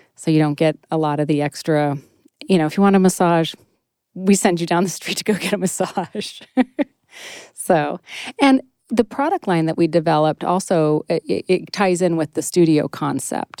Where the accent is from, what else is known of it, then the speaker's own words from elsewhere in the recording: Northern California, United States; moved away as an adult; also born or lived in Sacramento / San Francisco; now in Maine, United States; in Maine, but I'm from Northern California